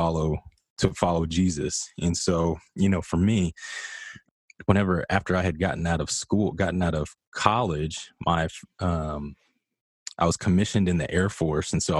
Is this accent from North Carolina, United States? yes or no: no; Midland, Texas, United States; moved away as an adult; I come from Midland, Texas.